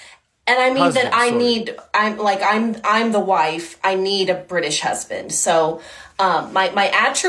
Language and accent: English; United States; Even though I'm an American